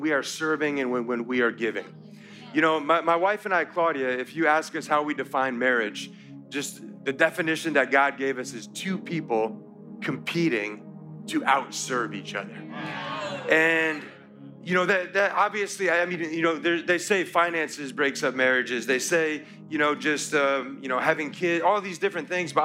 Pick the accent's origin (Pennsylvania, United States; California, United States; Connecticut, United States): Connecticut, United States; moved away; I'm from Connecticut, and we had seasons